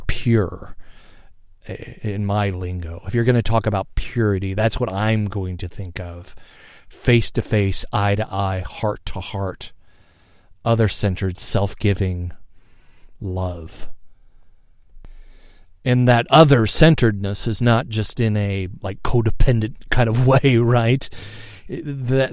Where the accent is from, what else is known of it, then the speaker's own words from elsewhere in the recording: United States; here in the States as an American